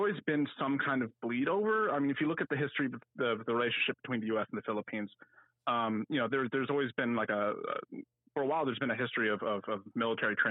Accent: Washington, District of Columbia, United States; moved away as an adult; now in Atlanta, United States; back in my hometown in Washington D.C.

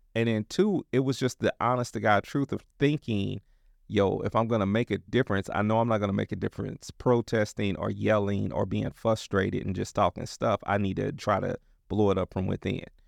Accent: Kansas City, United States; also born or lived in Dallas; now in Portland, United States; I'm from Kansas City

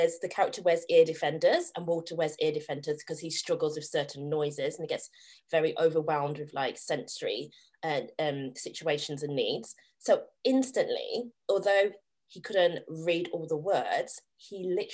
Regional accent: Staffordshire, West Midlands, United Kingdom; I am originally from Staffordshire, a tiny rural village in Staffordshire, and we were the only black family for so many years, the only black child in my school for so many years.

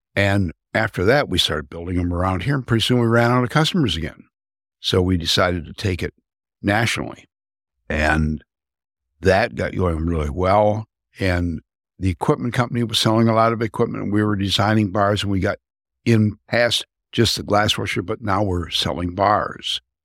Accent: Saginaw, Michigan, United States; I grew up in Saginaw, Michigan. Been here all my life, other than the Army.

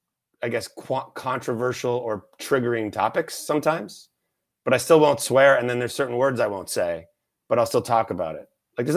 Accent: Canada; I'm Canadian, I'm polite.

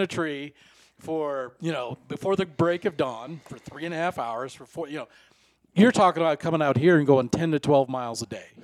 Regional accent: Iowa, United States; you and I grew up in Iowa

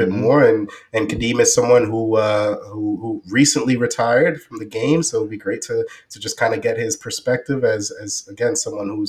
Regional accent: New York City, New York, United States; growing up in New York City

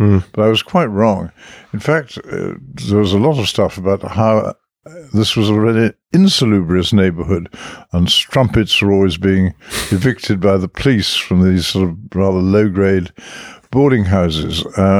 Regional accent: Dublin, Leinster, Ireland; born there; Because of really the accident of war, I was born in Dublin.

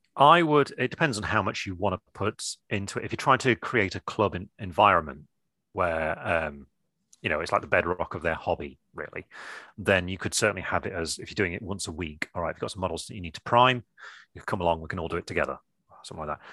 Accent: England, United Kingdom; I'm English

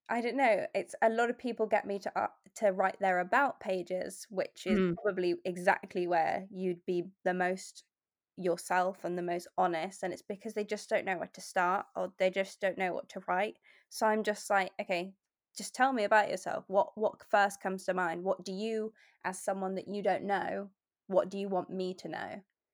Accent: England, United Kingdom; And I think probably that's more sort of growing up in England, because Hoover, I think, is a British company.

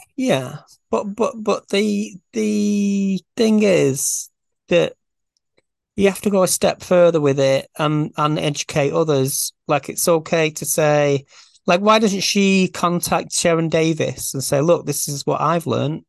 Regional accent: Farnworth, North West England, United Kingdom; I'm, I'm from Farnworth

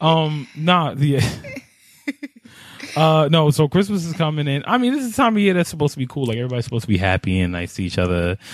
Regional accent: New York, United States; I'm from New York

